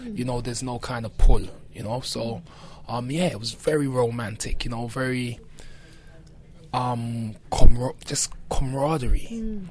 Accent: London, United Kingdom; growing up in Brixton

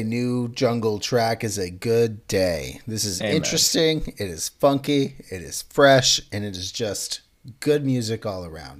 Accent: United States; but I'm very American.

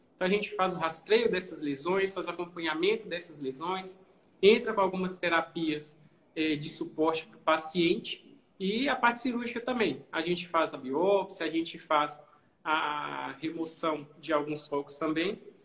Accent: Governador Valadares, Minas Gerais, Brazil; sou daqui de Valadares, costumo fazer alguns cursos fora, quase todos, mas eu continuo aqui

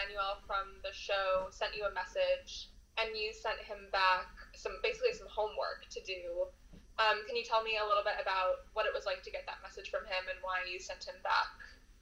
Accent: New York City, New York, United States; I grew up in New York City

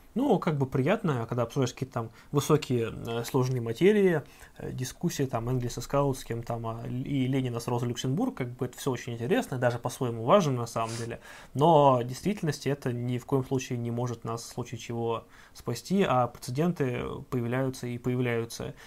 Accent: Ivanovo, Ivanovo Oblast, Russia; вот откуда я родом, я из Иванова

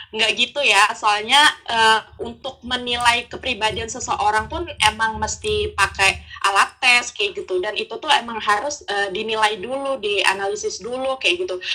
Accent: Pangkalan Bun, Central Kalimantan, Indonesia; now in Banjarbaru, Indonesia; Jadi kenalin … Asal aku Pangkalan Bun. Sekarang aku kuliah di Banjarbaru

